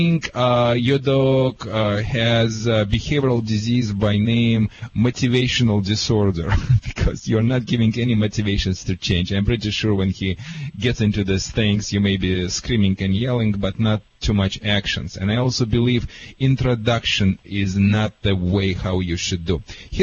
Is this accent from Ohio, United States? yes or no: no; California, United States; accent: Californian; Oh, that's why you have a California accent, which is similar to mine, because I'm from California.